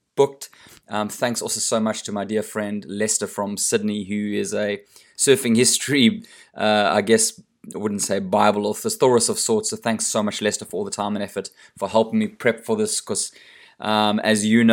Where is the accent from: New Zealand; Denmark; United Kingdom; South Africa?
South Africa; moved away; Coming from South Africa